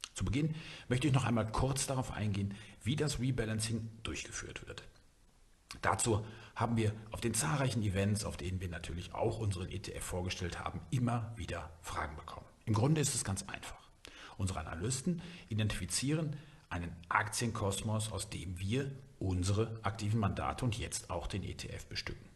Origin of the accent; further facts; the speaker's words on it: Germany; bei uns in Deutschland